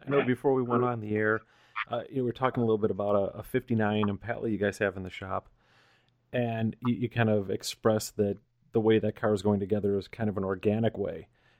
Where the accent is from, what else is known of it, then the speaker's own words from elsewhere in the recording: Northeast, United States; moved away as an adult; I grew up in the Northeast